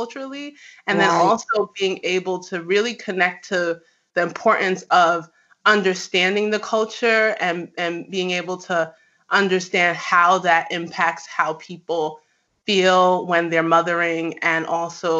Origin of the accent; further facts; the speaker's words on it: New York, United States; I'm actually Nigerian-American. I grew up in New York